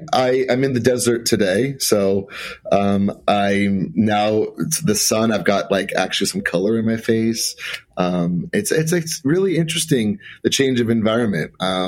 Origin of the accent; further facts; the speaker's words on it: Huntington Beach, California, United States; I'm from Huntington Beach. I grew up in Huntington Beach